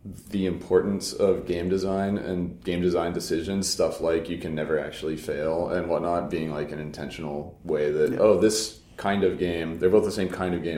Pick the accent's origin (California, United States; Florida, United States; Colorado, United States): Florida, United States; I grew up in Florida